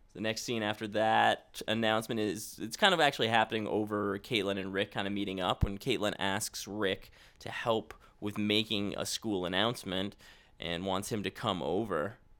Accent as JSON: {"language": "English", "region": "Ontario", "country": "Canada", "tie": "born or raised there", "said": "I grew up in Ontario"}